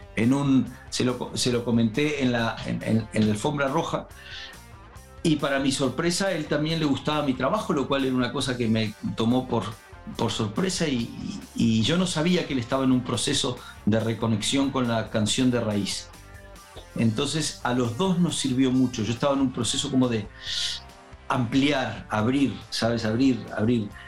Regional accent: Uruguay; moved away; Me había ido de Uruguay y tenía nostalgia de mi tierra un poco.

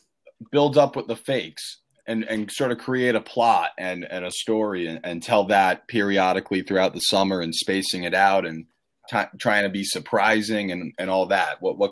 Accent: Scotland, United Kingdom; I love living in Scotland, and I am Scottish.

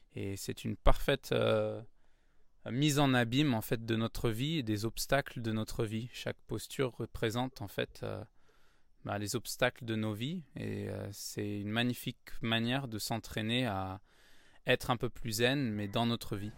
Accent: Paris, Île-de-France, France; Ah ouais, je suis né à Paris. je suis un vrai titi parisien. j'ai grandi dans le 9e arrondissement de Paris.

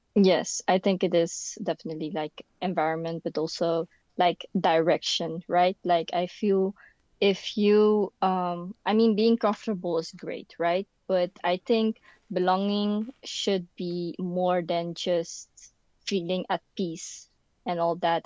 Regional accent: Netherlands; English is a second language; also born or lived in Philippines; I was born in the Philippines, and then I guess when I was around like four or something, I came here, the Netherlands. Um, and yeah, so I pretty much grew up here

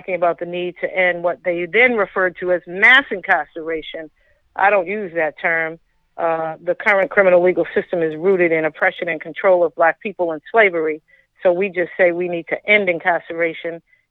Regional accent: Boston, Massachusetts, United States; I grew up in Roxbury, Massachusetts, for any of you who know about Boston.

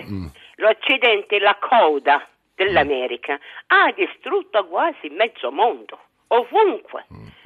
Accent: Baghdad, Baghdad Governorate, Iraq; born there; moved away as an adult; sono nata a Baghdad.

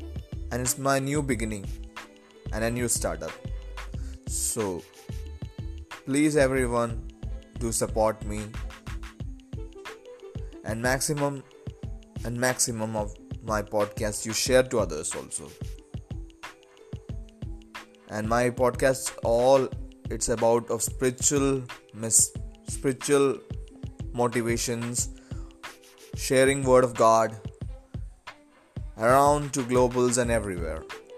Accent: Pathanamthitta, Kerala, India; I am from Kerala, Pathanamthitta.

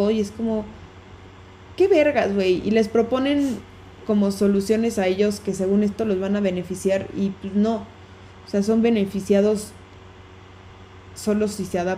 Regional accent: Mexico City, Mexico; también nos dijeron, quítense esa idea como chilanga de que porque en la Ciudad de México sirve, ahí de a huevo va a tener que funcionar.

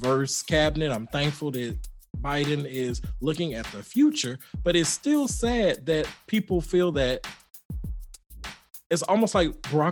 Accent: Atlanta, Georgia, United States; growing up in the South, period, I thought I was insulated in Atlanta

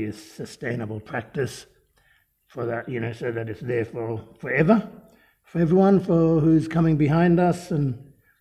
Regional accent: Dampier Peninsula, Kimberley, Western Australia, Australia; I'm from the Dampier Peninsula in the Kimberley, north of Broome. I'm a bard man and we're saltwater people

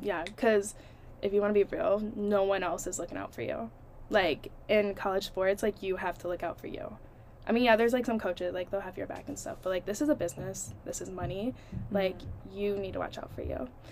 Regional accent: Toledo, Ohio, United States; moved away as an adult; my hometown, Toledo, Ohio

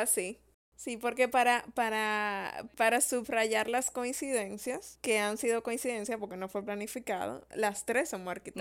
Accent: Santo Domingo, Distrito Nacional, Dominican Republic; yo no nací en Punta Cana, yo nací en Santo Domingo. Y eso me da como un contexto más de ciudad

